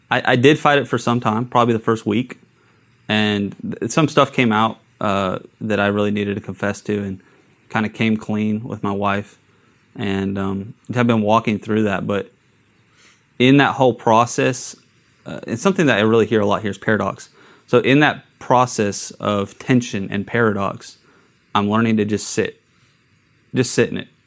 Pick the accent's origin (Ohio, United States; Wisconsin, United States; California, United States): California, United States; Long Beach; born there; also born or lived in Idaho / San Diego; I, am I was born in California.